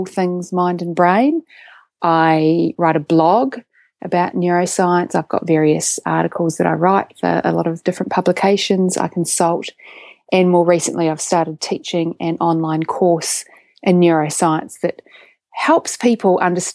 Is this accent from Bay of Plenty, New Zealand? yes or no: no; Christchurch, Canterbury, New Zealand; accent: Kiwi; moved away as an adult; also born or lived in Oxford, England; now in Sydney, Australia; I live in Sydney, Australia, but I was born in Christchurch, New Zealand. So I have a Kiwi accent. I grew up in New Zealand